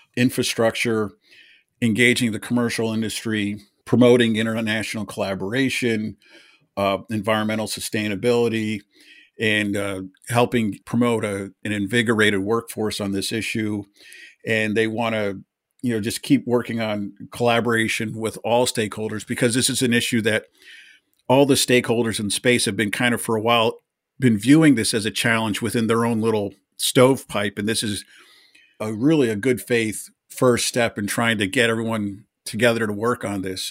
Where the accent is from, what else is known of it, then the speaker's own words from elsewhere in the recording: Pennsylvania, United States; I'm from Pennsylvania